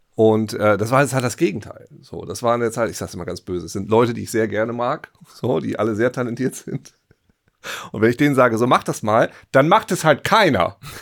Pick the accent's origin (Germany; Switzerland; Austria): Germany; East Frisia, Lower Saxony; ich bin Ostfriese